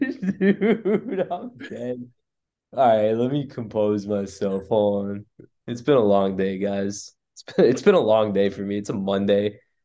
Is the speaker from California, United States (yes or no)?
yes; the Bay Area, California, United States; moved away as an adult; growing up in the Bay and going to high school in the Bay